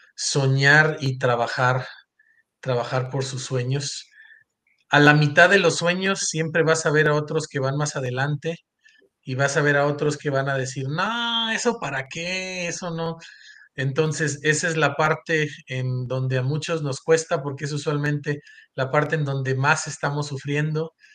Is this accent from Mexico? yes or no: yes; Coatzacoalcos, Veracruz, Mexico; moved away as an adult; also born or lived in Mexico City / Provo, Utah; nací en, en, este, en Coatzacoalcos, Veracruz. Yo siempre le digo mi Beach, mi York, y ese es un lugar en donde crecí